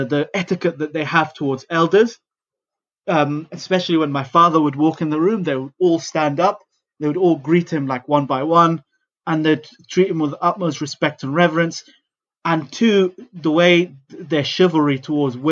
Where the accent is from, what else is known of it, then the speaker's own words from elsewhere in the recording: London, United Kingdom; I was born in one of the world's sort of most multicultural cities, London. So I grew up being immersed in many different cultures.